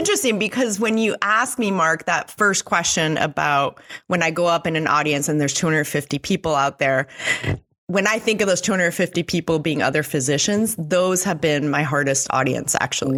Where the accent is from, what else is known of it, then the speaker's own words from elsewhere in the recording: Mexico; moved away; also born or lived in Switzerland; I grew up in Mexico